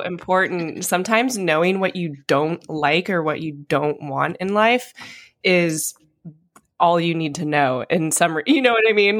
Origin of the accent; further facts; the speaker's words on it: Idaho, United States; moved away; where I grew up in Idaho